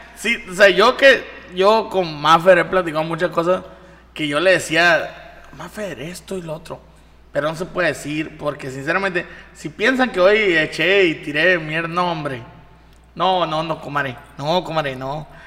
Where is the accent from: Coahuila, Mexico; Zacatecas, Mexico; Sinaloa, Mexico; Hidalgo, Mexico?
Sinaloa, Mexico; Mazatlán